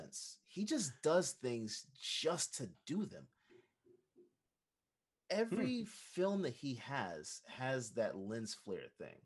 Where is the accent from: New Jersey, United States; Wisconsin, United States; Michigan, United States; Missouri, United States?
New Jersey, United States; Newark; I'm from Newark.